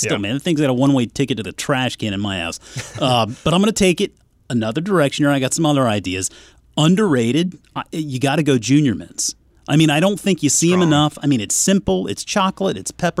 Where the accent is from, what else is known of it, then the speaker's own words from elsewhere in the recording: South Carolina, United States; moved away; also born or lived in Newnan, Georgia; I grew up in South Carolina. Now, I did move up here from Atlanta, Georgia, Noonan to be specific.